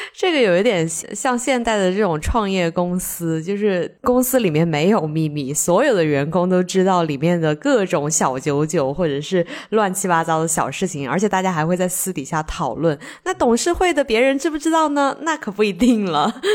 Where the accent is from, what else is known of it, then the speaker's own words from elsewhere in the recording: Sichuan, China; accent: Sichuanese; 我们四川话